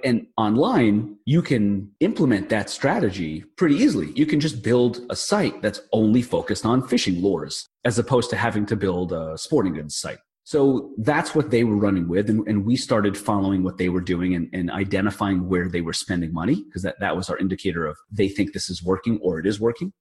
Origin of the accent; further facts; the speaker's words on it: New York, United States; I'm from New York